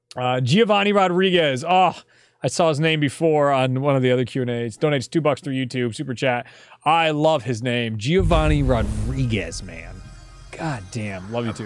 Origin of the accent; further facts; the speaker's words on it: Northeast, United States; We're all basically from the Northeast and white Italian boys around the same age